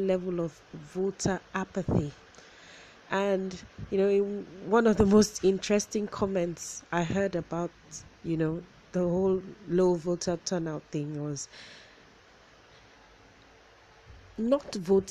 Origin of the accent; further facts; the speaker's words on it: Nigeria; being a Nigerian, we like a lot of all these adages and sayings